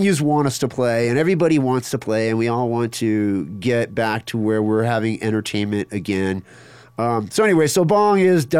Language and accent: English; the Bay Area, California, United States; moved away; also born or lived in Oakland, California; So I did this for 20 years in Oakland, California, in the Bay. We're both from the Bay, right? We know the area and stuff.